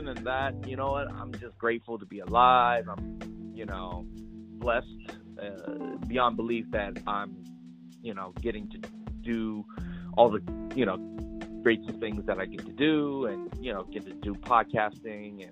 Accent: United States; growing up in the United States

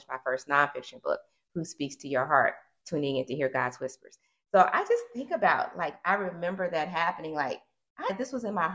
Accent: Arkansas, United States; moved away as an adult; also born or lived in Mississippi; now in Richmond, United States; I'm an Arkansas native. I grew up in Arkansas

